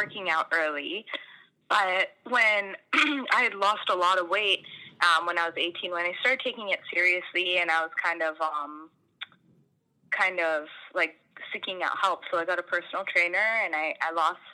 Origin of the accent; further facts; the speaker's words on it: Canada; also born or lived in Fiji / India; I was born in Canada